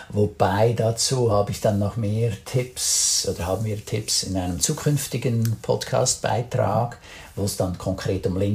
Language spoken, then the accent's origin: German; Switzerland; man fühlt sich dann als Schweizer dann manchmal so ein bisschen vor den Kopf gestoßen.